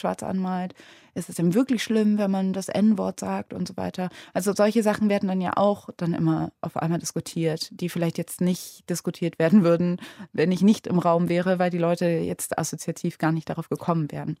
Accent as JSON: {"language": "German", "town": "Cologne", "region": "North Rhine-Westphalia", "country": "Germany", "tie": "born or raised there", "said": "Ich meine, ich bin ja in Köln aufgewachsen"}